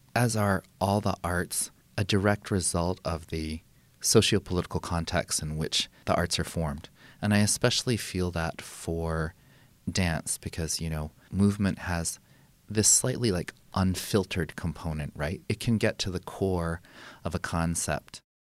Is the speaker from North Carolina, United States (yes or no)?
no; Santa Fe, New Mexico, United States; also born or lived in Carmel, California; I really grew up in Santa Fe with all of its rarities and oddities